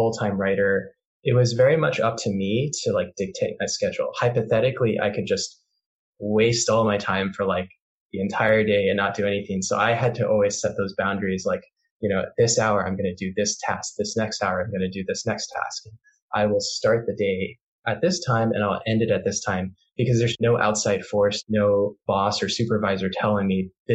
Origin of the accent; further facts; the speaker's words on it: Houston, Texas, United States; moved away as an adult; also born or lived in Los Angeles; I considered myself a very proud Texan. I was born in Houston